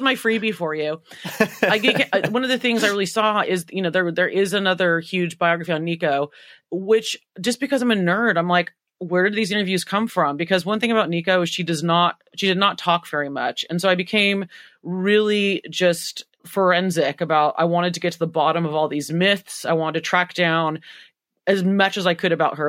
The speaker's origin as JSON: {"language": "English", "country": "United States", "said": "I'm so American"}